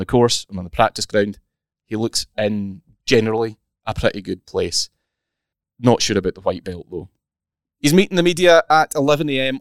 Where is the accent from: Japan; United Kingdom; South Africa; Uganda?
United Kingdom; Scotland; accent: Scottish; I put on my thickest Scottish accent